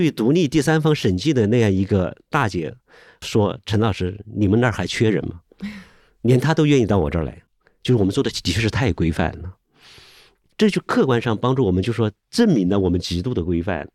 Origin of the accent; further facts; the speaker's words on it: Hubei, China; 我是湖北人